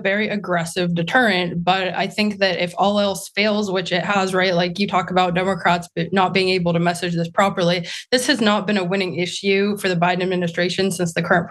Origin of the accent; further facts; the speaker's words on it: Virginia, United States; I've talked to law enforcement from Virginia, my home state